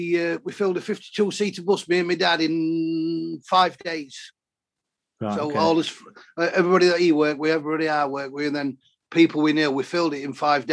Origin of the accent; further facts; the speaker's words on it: Worksop, East Midlands, United Kingdom; I'm from Worksop